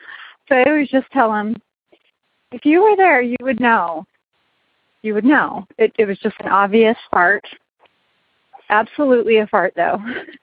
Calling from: Las Vegas, Nevada, United States; I'm calling in from Las Vegas, Nevada.

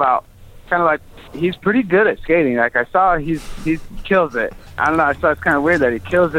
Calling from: Portland, Oregon, United States; calling from Portland, Oregon.

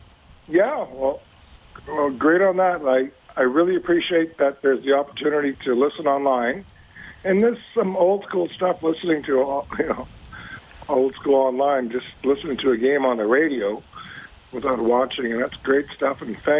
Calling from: Northwest Territories, Canada; you well from the Western Canadian Arctic.

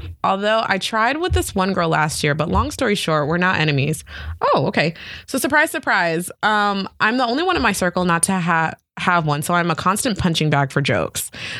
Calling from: London, United Kingdom; I'm 17 from London, England.

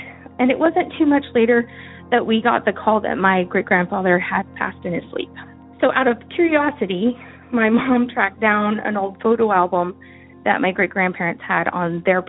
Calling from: California, United States; I'm calling from California

